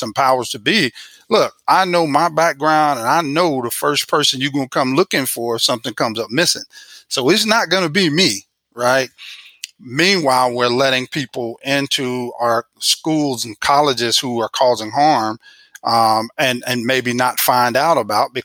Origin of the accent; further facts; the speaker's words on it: Missouri, United States; also born or lived in Illinois; I'm from Missouri